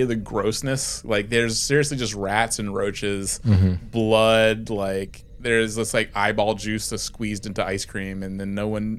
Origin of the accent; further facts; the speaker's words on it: East Coast, United States; I'm from the East Coast.